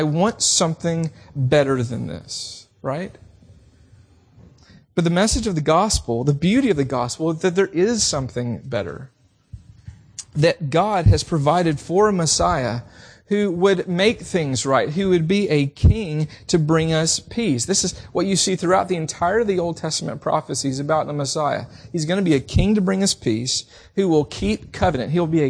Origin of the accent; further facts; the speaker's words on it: the South, United States; Even growing up in the South, I heard a lot on the radio